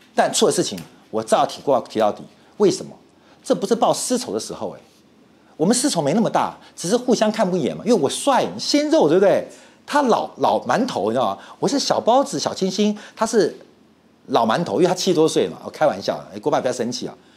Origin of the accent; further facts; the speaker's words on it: Taiwan; 我们台湾人都知道装小耳朵嘛